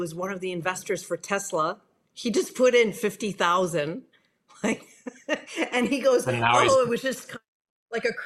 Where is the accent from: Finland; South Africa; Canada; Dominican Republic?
Canada; moved away as an adult; also born or lived in France / Silicon Valley; I'm from Canada